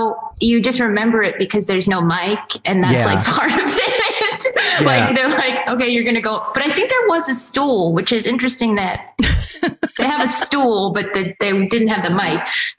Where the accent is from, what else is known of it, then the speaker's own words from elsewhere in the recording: San Francisco, California, United States; I'm from San Francisco.